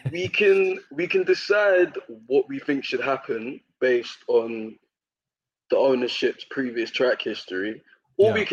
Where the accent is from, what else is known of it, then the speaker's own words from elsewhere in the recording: United Kingdom; I think being British and then seeing a British manager who actually wants to play attractive football